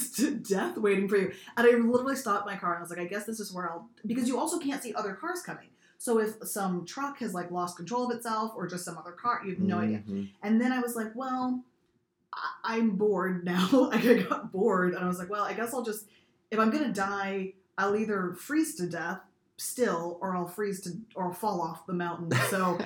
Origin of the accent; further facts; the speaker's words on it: Corpus Christi, Texas, United States; moved away as an adult; also born or lived in Austin, Texas / Washington State; I grew up in South Texas, Corpus Christi, there's no snow